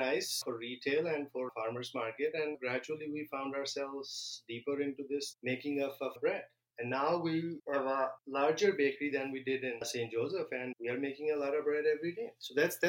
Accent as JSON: {"language": "English", "country": "Pakistan", "tie": "born or raised there", "also_born_or_lived": "Illinois", "moved": "yes", "lives_now": "Minnesota, United States", "said": "where I grew up in Pakistan"}